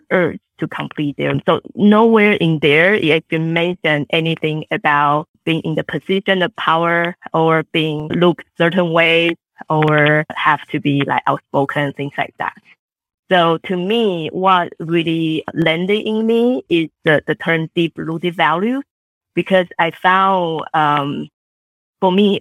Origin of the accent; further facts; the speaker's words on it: Taiwan; English is a second language; now in United States; I grew up in Taiwan